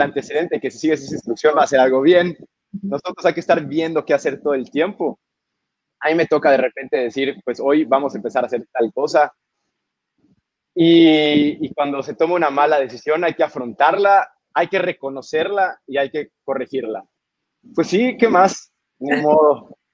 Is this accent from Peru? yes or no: no; Yucatán, Mexico; also born or lived in Edinburgh; mi tierra, nuestra tierra